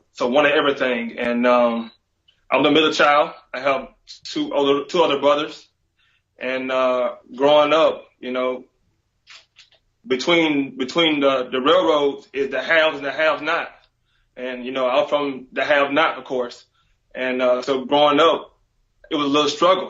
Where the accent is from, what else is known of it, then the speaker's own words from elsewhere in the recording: Montezuma, Georgia, United States; moved away; I'm from Montezuma, Georgia